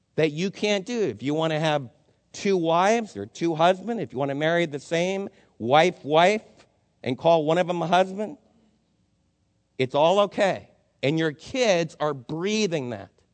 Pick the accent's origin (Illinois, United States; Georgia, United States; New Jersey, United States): New Jersey, United States; my friends that I was raised with in New Jersey